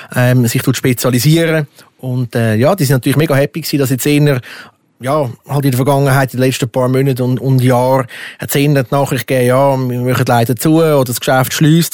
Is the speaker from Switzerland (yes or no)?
yes; Switzerland; bei uns in der Schweiz